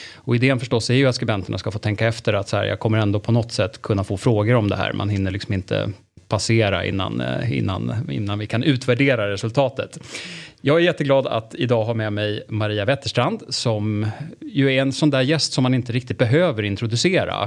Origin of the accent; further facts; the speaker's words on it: Stockholm, Stockholm County, Sweden; vi är rätt många stockholmare